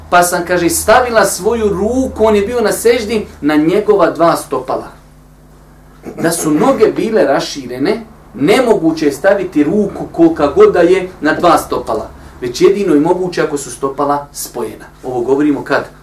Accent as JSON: {"language": "Croatian", "country": "Bosnia & Herzegovina", "said": "kod nas u Bosni"}